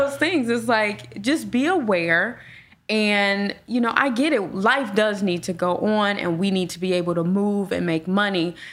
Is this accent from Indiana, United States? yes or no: yes; Gary, Indiana, United States; now in Indianapolis, United States; I grew up in Gary